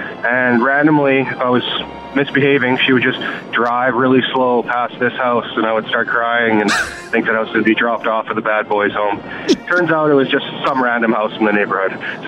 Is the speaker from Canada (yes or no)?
yes; Calgary, Alberta, Canada; when I was a kid, I was growing up in Calgary